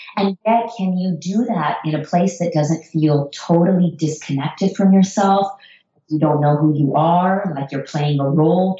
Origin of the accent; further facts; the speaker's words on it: United States; also born or lived in Iran; I moved to the US and grew up in the US